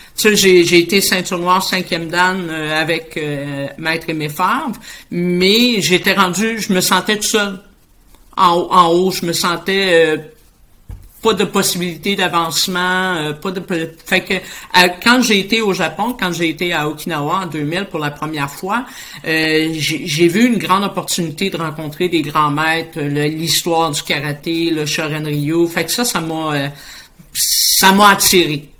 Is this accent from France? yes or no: no; Boisbriand, Quebec, Canada; je suis de la rive nord de Montréal. Je suis située à Boisbriand